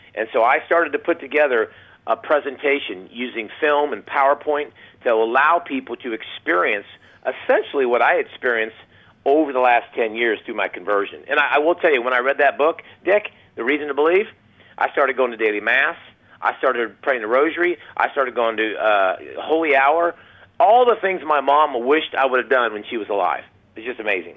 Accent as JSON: {"language": "English", "region": "Ohio", "country": "United States", "tie": "born or raised there", "moved": "as an adult", "lives_now": "Texas, United States", "said": "I live in Texas, but I grew up in Ohio"}